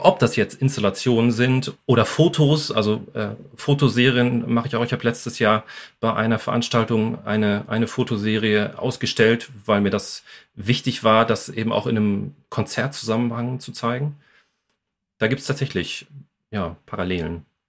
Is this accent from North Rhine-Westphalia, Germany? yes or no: yes; Bochum, North Rhine-Westphalia, Germany; moved away as an adult; also born or lived in Essen; now in Wuppertal, Germany; ich bin ja sowieso ursprünglich aus Bochum. Ähm, ja. Also ich habe ähm, den Pott sozusagen auch in mir